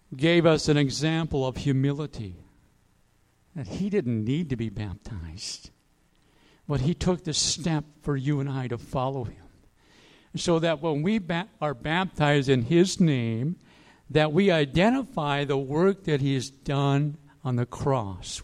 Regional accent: Aiken, South Carolina, United States; my hometown, Aiken

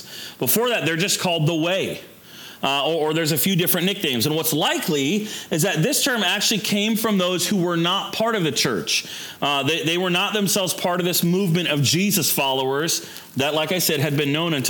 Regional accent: New Port Richey, Florida, United States; moved away as an adult; also born or lived in Orlando, Florida; now in Maryland, United States; where I grew up in Newport Richey, or as we like to call it, Newport Nowhere

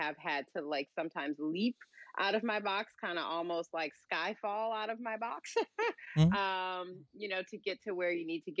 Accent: St. Louis, Missouri, United States; moved away; being born and raised in St. Louis

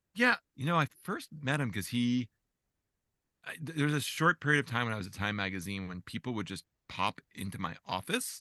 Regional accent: Edison, New Jersey, United States; moved away; I grew up in New Jersey, not far from there

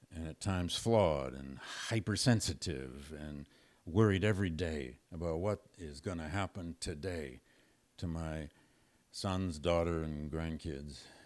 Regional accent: Flint, Michigan, United States; moved away; I grew up in Flint, Michigan, just up the road from Detroit

